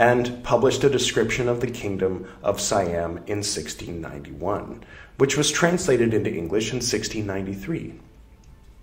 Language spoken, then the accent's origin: English; California, United States; I am from California